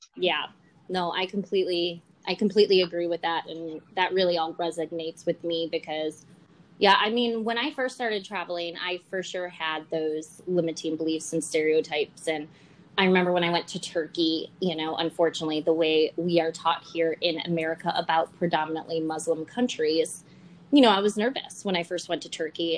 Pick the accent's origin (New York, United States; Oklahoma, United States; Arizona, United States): New York, United States; Buffalo; I'm from Buffalo, New York originally. And I often get told my accent people think I'm from Canada